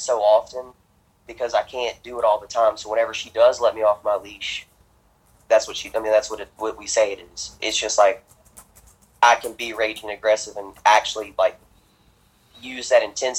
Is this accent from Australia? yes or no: no; Louisiana, United States; I'm from Louisiana. There's a lot of swamp lands around here.